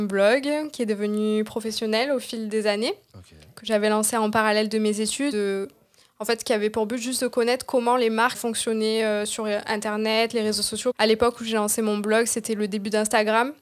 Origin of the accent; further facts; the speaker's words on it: Marseille, Provence-Alpes-Côte d'Azur, France; je viens de Marseille. ben, j'ai grandi à Marseille